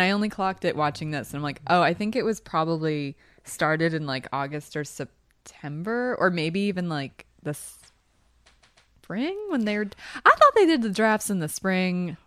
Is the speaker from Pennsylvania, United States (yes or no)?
yes; Philadelphia, Pennsylvania, United States; I'm from Philly